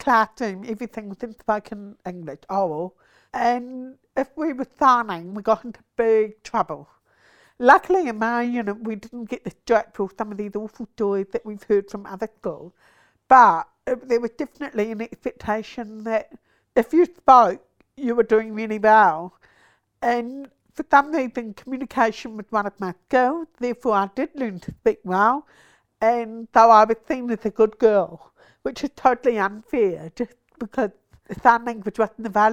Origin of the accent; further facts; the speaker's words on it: Napier, Hawke's Bay, New Zealand; also born or lived in Auckland / Dunedin; now in Wellington, New Zealand; I was born in Napier, so grew up there